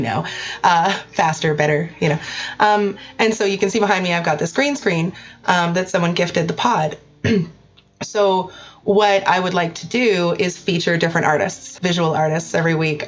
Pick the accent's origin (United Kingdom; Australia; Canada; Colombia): Canada; I'm Canadian